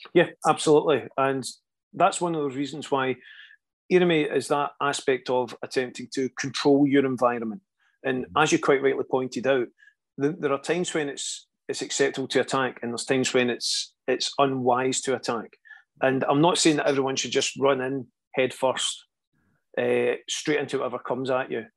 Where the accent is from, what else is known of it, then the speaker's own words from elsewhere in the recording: Scotland, United Kingdom; a lot of Scottish people have that reputation of always headbutting things. We're just getting our head in the way